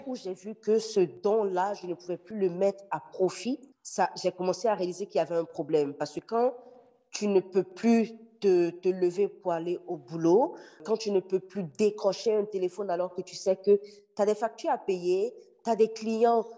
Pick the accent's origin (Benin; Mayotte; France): Benin; now in Montreal, Canada; je suis béninoise d'origine. Je vis à Montréal